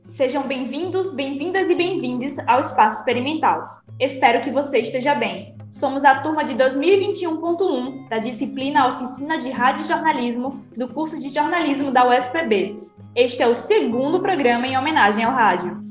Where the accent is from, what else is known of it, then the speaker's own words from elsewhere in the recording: Recife, Pernambuco, Brazil; Eu sou de Recife